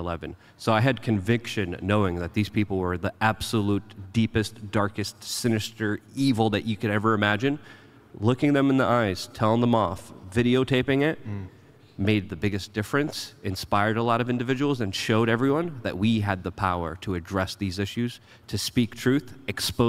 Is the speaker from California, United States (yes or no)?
no; New York City, New York, United States; I grew up in New York City on 9/11